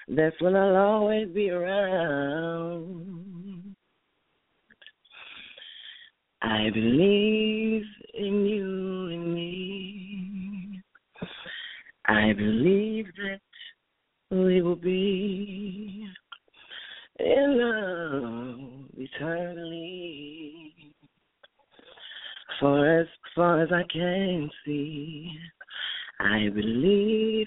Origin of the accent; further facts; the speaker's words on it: Memphis, Tennessee, United States; I'm from Memphis. Well, technically Cordova